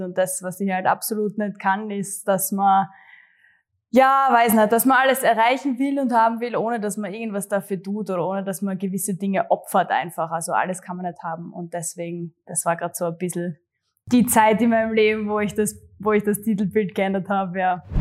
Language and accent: German; Gössendorf, Styria, Austria; also born or lived in Graz; ich komme tatsächlich aus äh, Gössendorf, Graz Umgebung, aber es ist echt genau an der Stadtgrenze. Also für mich, mhm. ich bin Grazerin, eindeutig. Ähm, und ja, bin eh äh, zur Schule gegangen ähm, in Graz